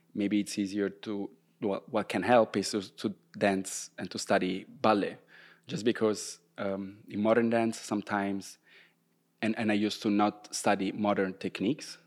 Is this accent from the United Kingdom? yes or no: no; Rome, Lazio, Italy; English is a second language; moved away as an adult; also born or lived in Groningen, Netherlands; now in Maastricht, Netherlands; I'm from Rome, so I was living at my parents' place at the time